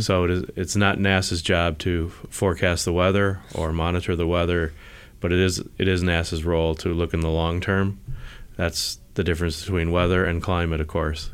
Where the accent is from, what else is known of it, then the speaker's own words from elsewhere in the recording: the East, East Coast, United States; now in Silicon Valley, United States; I grew up in the East